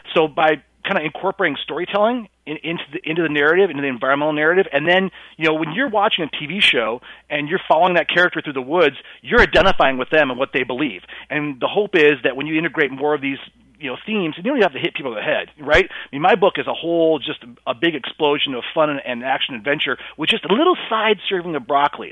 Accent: South Dakota, United States; my home state of South Dakota

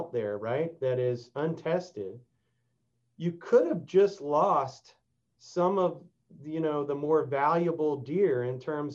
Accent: Texas, United States; I've been working on that here in my home state

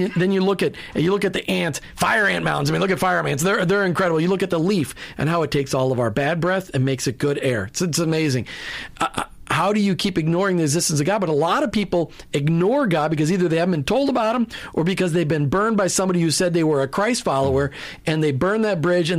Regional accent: Minnesota, United States; And I grew up in Minnesota. Let's put that in perspective. 10,000 lakes, 20,000 ponds, and I learned how to play golf, which you can only do 4 months of the year in Minnesota anyway.

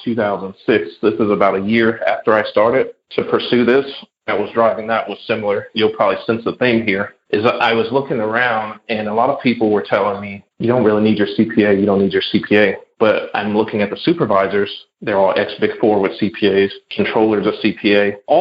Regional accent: Chicago, Illinois, United States; moved away as an adult; also born or lived in California; So my hometown is Chicago, so I went from Chicago to California. Back to Illinois

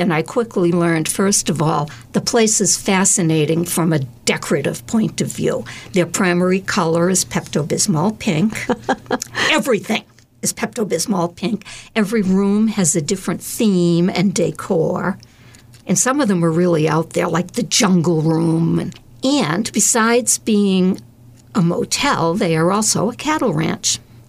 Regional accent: Abington, United States; I grew up in Abington, and it was like Leave It to Beaver.

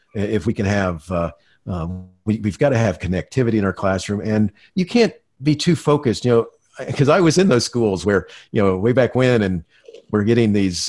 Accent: Florida, United States; I grew up in Florida watching the Apollo uh, moonshots

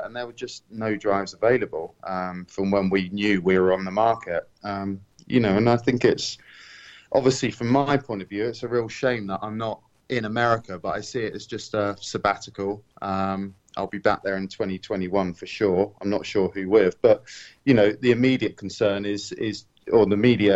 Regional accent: United Kingdom; to join Aston Martin as a Brit

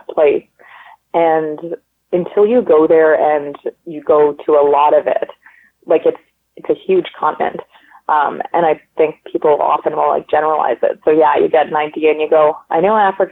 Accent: Canada; I'm from Canada. I speak French and English, and I speak a little bit of Polish

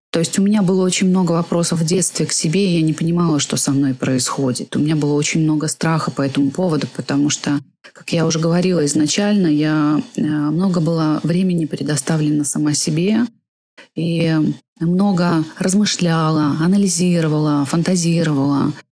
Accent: Gomel, Gomel Region, Belarus; moved away as an adult; also born or lived in Switzerland; родилась я в Гомеле, родилась я в Беларуси.

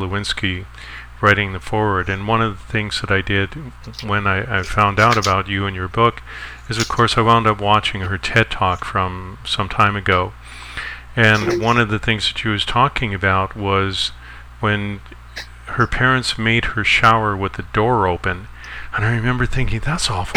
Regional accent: Canada; I'm not an American citizen, I'm from Canada

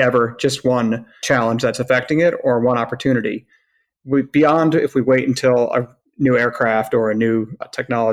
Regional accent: upstate New York, United States; coming from a small city in upstate

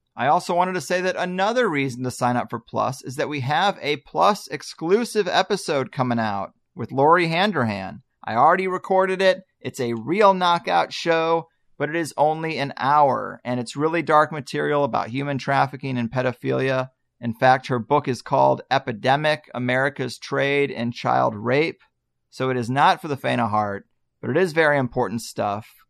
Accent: Arnold, Missouri, United States; moved away; where I grew up in Arnold, Missouri.

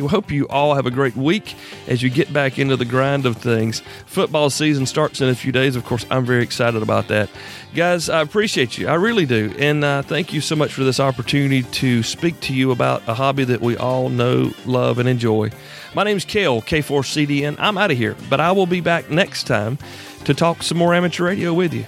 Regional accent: South Carolina, United States; I'm from South Carolina

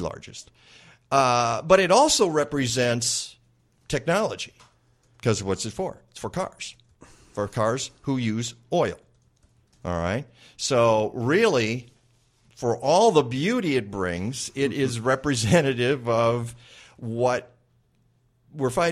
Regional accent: Michigan, United States; now in Chicago, United States; I grew up in Michigan

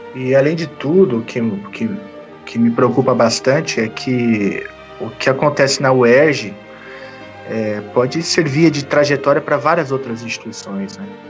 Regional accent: Minas Gerais, Brazil; universidades federais do estado de Minas Gerais, que é de onde eu venho

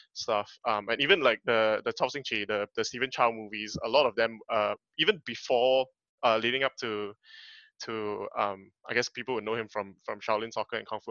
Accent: Malaysia; moved away as an adult; also born or lived in Australia; when we were growing up in Malaysia, they used to show like TVB dramas in the evenings all the time

